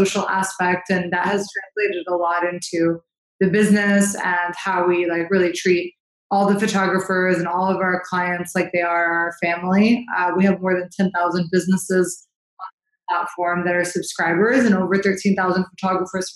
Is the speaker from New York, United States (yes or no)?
no; St. Louis, Missouri, United States; I was born and raised in St. Louis, Missouri.